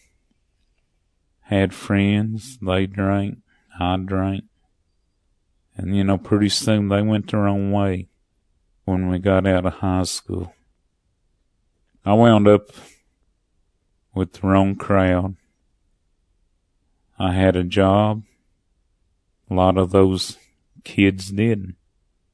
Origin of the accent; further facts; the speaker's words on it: Sylva, North Carolina, United States; also born or lived in Cullowhee, North Carolina / Cherokee, North Carolina; I was born in Silva, North Carolina. Lived with my mom until she married a man from Cullowhee. Now, I was raised in a white man's world. We had a farm